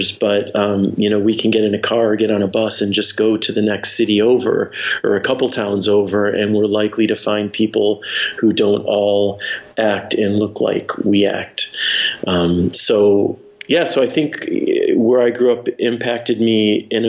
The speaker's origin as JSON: {"language": "English", "town": "Detroit", "region": "Michigan", "country": "United States", "tie": "born or raised there", "said": "I grew up in the Detroit suburbs. So, suburban Detroit."}